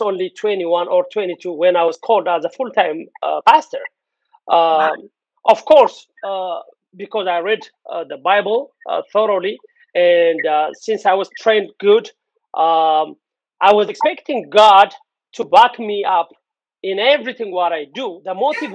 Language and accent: English; Addis Ababa, Ethiopia; moved away; born and raised in Addis